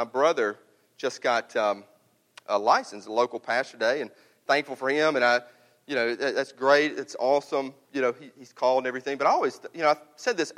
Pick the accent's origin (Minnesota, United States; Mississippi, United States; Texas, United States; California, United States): Mississippi, United States; North; I'm from North Mississippi